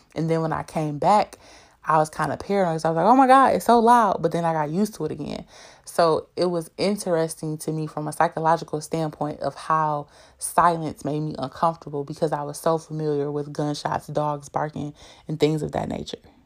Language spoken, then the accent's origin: English; Detroit, Michigan, United States; I'm from Detroit, born and raised